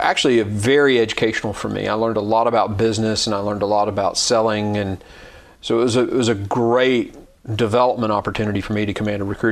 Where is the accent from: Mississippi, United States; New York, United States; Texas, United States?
Mississippi, United States; moved away as an adult; also born or lived in Jacksonville, Florida / Clarksville, Tennessee; now in Tennessee, United States; I was born in Jacksonville, Florida, but my dad moved to Mississippi when I was 2 or 3 years old. So really all I ever knew was Mississippi